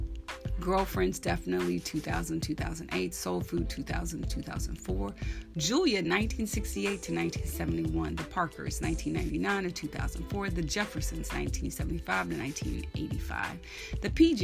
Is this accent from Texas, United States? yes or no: yes; Texas, United States; I am from Texas, so I grew up with very traditional values